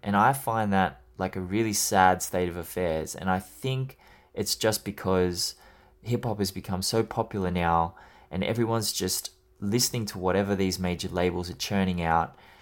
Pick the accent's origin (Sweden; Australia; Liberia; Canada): Australia; I'm Australian